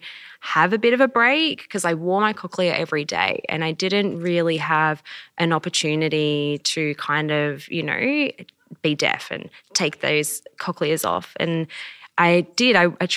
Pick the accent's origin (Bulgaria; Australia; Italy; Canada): Australia; Melbourne, Victoria; now in Brisbane, Australia; This is my sign name. I was born deaf. I grew up in Melbourne and then I moved to Brisbane to be close to family.